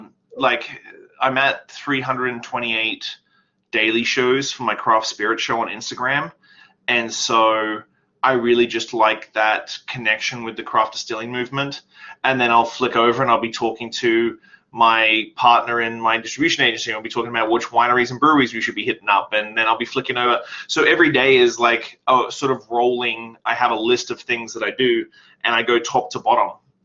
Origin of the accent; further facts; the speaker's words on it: Australia; now in Canada; And so I moved to Canada in 2006. And left everything behind in Australia. Obviously, I'm not Canadian because of my accent.